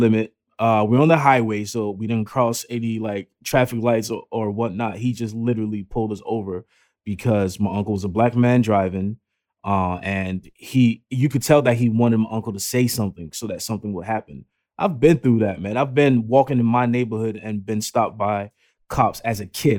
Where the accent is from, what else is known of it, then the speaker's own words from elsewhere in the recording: United States; I grew up in America